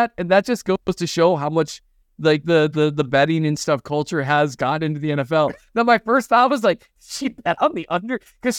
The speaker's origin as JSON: {"language": "English", "region": "Northern Minnesota", "country": "United States", "said": "I'm from Northern Minnesota"}